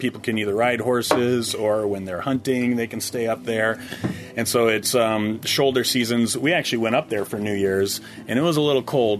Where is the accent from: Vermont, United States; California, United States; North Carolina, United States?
Vermont, United States; I'm from Vermont.